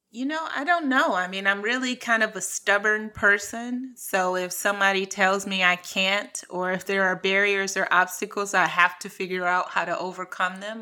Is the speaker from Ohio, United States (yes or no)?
yes; Cleveland, Ohio, United States; born or raised there; moved away as an adult; also born or lived in New York / California / France